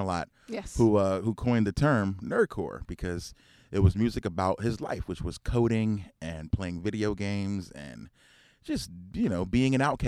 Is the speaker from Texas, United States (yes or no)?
no; Philadelphia, Pennsylvania, United States; growing up in Philly